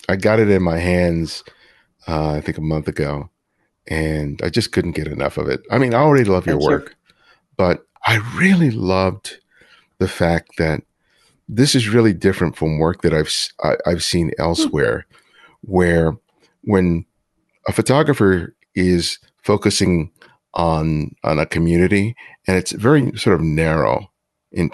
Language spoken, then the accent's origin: English; Los Angeles, California, United States; Because I grew up in South LA, here in Los Angeles, which has a lot of similarities to Brooklyn